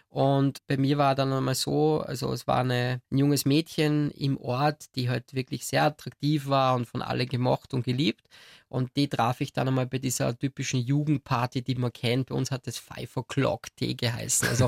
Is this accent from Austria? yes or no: yes; Austria; Bei uns in Österreich sagt man glätzeln, also man, man kratzte sich dann das auf.